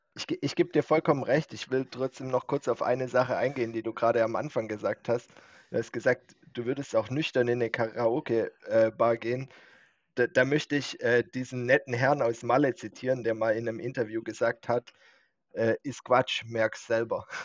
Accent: Winterbach, Germany; Winterbacher Junge.

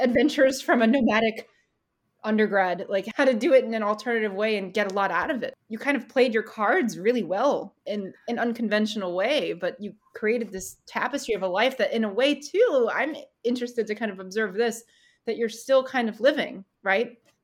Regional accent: Vermont, United States; I'm from Vermont

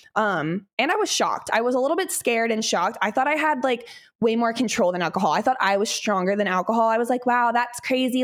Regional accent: Midwest, United States; I grew up in the Midwest

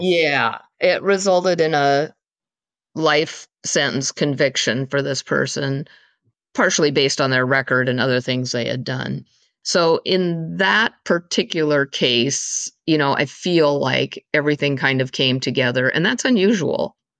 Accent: eastern Washington State, United States; also born or lived in East Coast, United States; I was born on the East Coast and there until I was around five years old, and then my family moved to the West Coast area-ish. I mean, we're really on the eastern side of Washington State

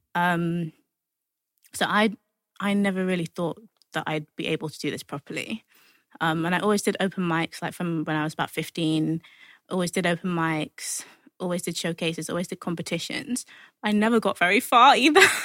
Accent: London, United Kingdom; I'm from Hackney

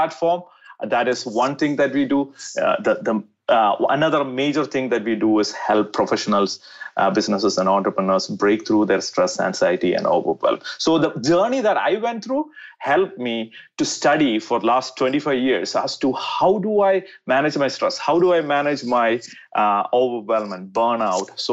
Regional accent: India; I was born in India.

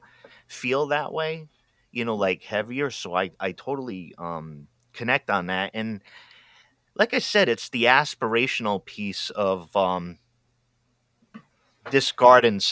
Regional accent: Rhode Island, United States; now in Oregon, United States; I grew up in Rhode Island where 90% of the people there are Roman Catholic

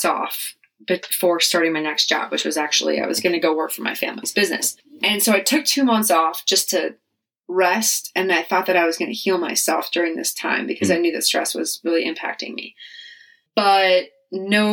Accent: Wisconsin, United States; moved away as an adult; also born or lived in Charlotte; We're both from Wisconsin

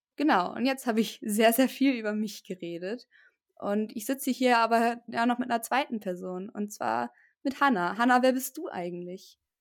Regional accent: Germany; bei uns in Deutschland

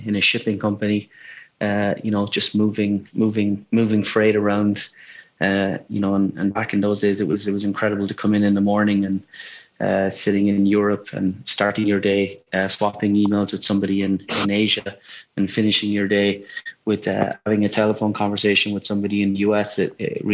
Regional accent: Ireland; I grew up in Ireland

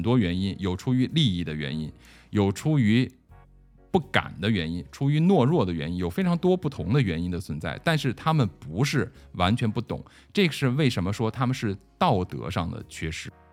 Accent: China; 我们中国人

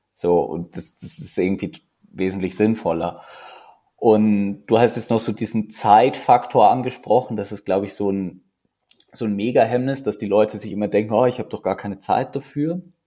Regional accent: Neumarkt in der Oberpfalz, Bavaria, Germany; moved away as an adult; now in Zürich, Switzerland; die Sektion Neumarkt, wo ich aufgewachsen bin

